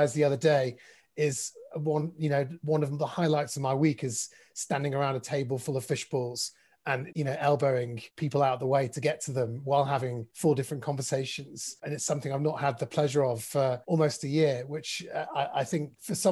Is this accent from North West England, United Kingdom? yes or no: yes; Manchester, North West England, United Kingdom; I was part of a shul in Bowdoin, where I grew up in Manchester